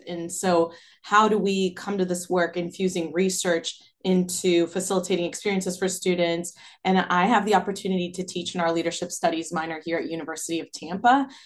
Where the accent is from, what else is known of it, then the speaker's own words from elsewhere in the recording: Brazil; now in United States; my growing up in Brazil and then living in the U S